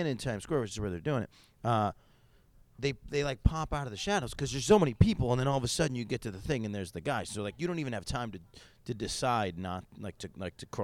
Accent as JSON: {"language": "English", "town": "Syracuse", "region": "New York", "country": "United States", "tie": "born or raised there", "moved": "yes", "said": "I grew up in Syracuse"}